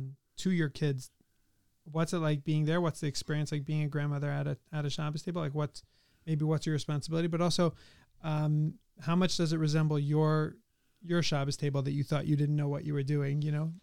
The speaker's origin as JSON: {"language": "English", "town": "La Jolla", "region": "California", "country": "United States", "said": "also, we're from La Jolla."}